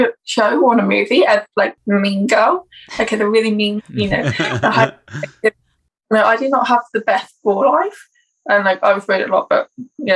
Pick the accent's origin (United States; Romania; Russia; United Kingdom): United Kingdom; England; I'm from England, so school in England was absolutely awful.